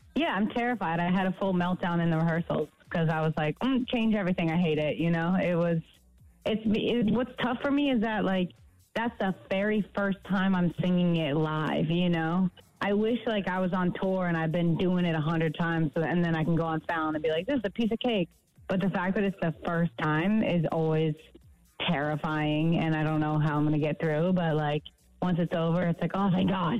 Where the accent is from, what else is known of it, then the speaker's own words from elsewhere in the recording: United States; I'm from America